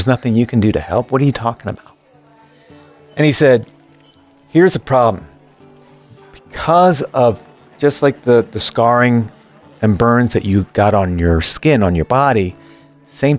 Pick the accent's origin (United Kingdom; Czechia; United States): United States; Virginia; moved away as an adult; also born or lived in Florida; I was living in Florida at the time of the accident, but I was raised in Virginia